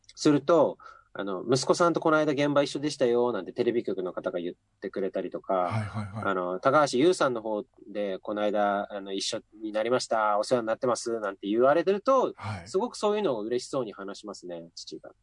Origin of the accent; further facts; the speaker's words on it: Akita, Japan; moved away as an adult; also born or lived in Sapporo; now in Tokyo, Japan; 18歳 まで秋田で暮らしてて、はいまあとにかくこの街を出たいと思って秋田を離れて